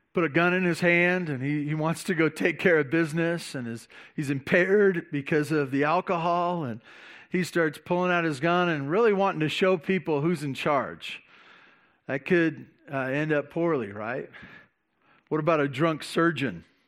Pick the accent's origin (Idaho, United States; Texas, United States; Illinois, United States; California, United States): California, United States; Santa Barbara; growing up in Santa Barbara